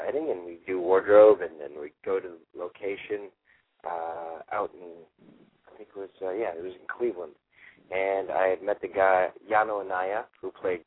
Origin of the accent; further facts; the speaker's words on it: Toronto, Ontario, Canada; moved away as an adult; now in Los Angeles, United States; I was from Toronto, and I auditioned against 300-400 other kids